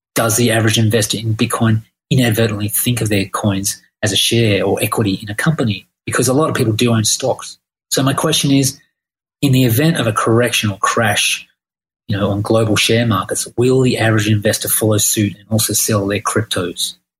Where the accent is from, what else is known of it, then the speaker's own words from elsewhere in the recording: Australia; now in Thailand; I'm from Australia.